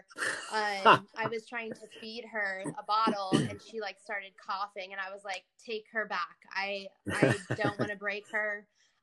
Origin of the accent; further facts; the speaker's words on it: Pittsburgh, Pennsylvania, United States; moved away as an adult; also born or lived in Kent State University, Ohio; now in Houston, United States; I was born and raised in Pittsburgh. I lived there until I was about 23. And then I moved to Houston